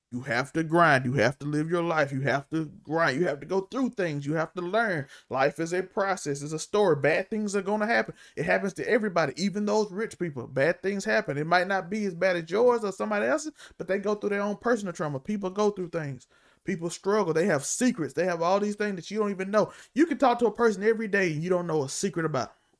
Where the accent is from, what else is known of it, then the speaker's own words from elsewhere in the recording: Mississippi, United States; I'm from Mississippi, and Mississippi not like you think it is